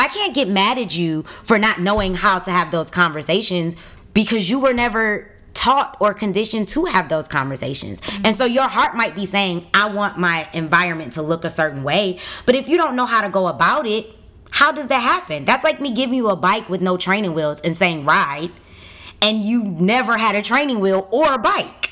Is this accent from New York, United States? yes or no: no; Detroit, Michigan, United States; I grew up on 7 Mile in Greenfield in the west side of Detroit